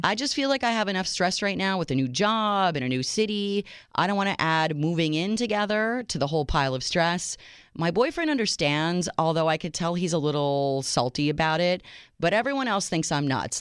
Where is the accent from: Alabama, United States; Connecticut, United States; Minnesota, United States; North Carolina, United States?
Minnesota, United States; Minneapolis; moved away; also born or lived in Chicago; my hometown of Minneapolis